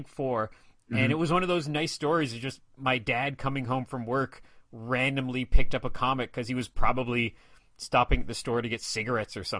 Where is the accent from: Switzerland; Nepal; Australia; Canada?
Canada; Ottawa, Ontario; also born or lived in Shawville, Quebec / Vancouver; I've lived most of my life in Ottawa. I think I moved to Ottawa when I was around 4 years old or so.